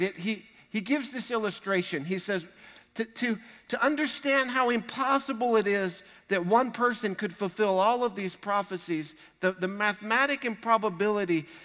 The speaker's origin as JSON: {"language": "English", "region": "Texas", "country": "United States", "said": "We're proud to be Texans."}